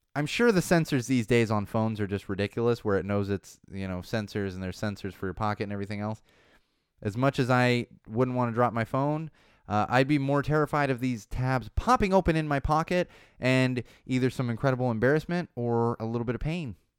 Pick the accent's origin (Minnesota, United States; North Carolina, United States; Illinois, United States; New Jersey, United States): Illinois, United States; Chicago; moved away as an adult; also born or lived in Los Angeles; I grew up with them in Chicago.